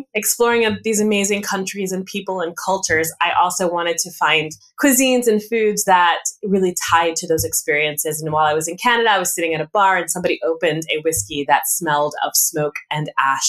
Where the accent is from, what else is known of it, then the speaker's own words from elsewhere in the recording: California, United States; I'm a military brat. My father was in the Air Force, so we did travel quite a bit. I grew up mostly though in California.